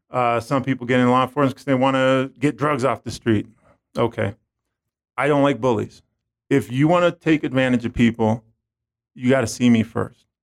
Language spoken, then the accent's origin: English; San Francisco, California, United States; growing up, I grew up in San Francisco.